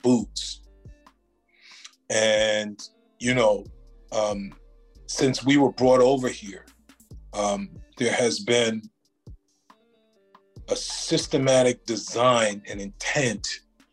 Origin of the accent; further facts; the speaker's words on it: New York City, New York, United States; I grew up on First Avenue, 109th Street